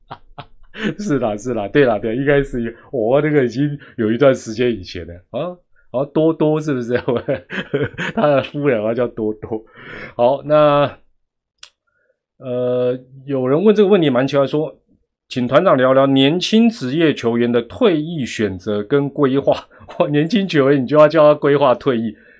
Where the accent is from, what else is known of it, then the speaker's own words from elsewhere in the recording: Taiwan; 我们台湾人